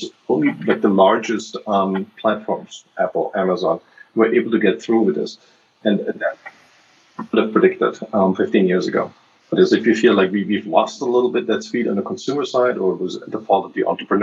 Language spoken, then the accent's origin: English; Germany; moved away; I grew up in Germany